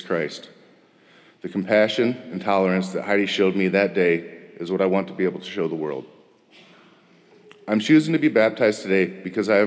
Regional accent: Wisconsin, United States; also born or lived in Texas; I was raised going to church until I was 6 when we moved from Texas to Wisconsin

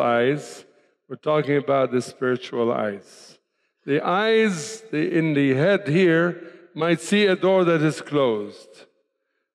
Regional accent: Tripoli, North Governorate, Lebanon; moved away as an adult; also born or lived in Cairo, Egypt / Denver, United States; I was born, raised in Lebanon, by the way. Many people ask me, where are you from? Well, I'm from Lebanon. Born, raised in the city of Tripoli

